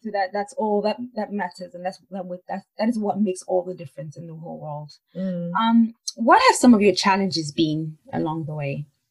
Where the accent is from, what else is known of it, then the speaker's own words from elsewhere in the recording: Nigeria; I'm from Nigeria